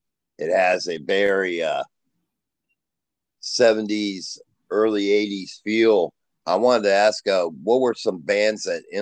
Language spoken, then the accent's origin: English; Ohio, United States; I know I'm from Ohio